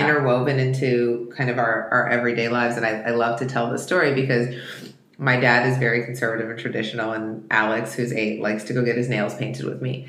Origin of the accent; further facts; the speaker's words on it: Russia; moved away; I was born in Russia